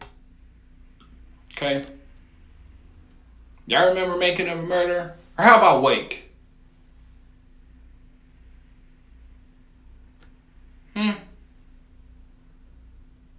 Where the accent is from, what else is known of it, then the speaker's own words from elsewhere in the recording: Buffalo, New York, United States; I'm from Buffalo